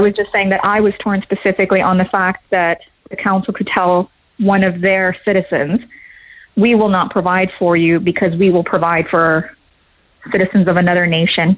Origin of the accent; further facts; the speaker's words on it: United States; moved away as an adult; now in Cork, Ireland; I'm American, but I've lived here for um, seven years now.